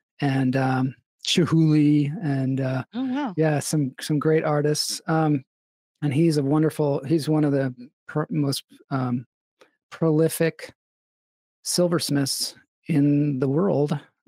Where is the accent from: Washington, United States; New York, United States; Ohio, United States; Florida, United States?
Washington, United States; Edmonds; moved away; I grew up in Edmonds, Washington.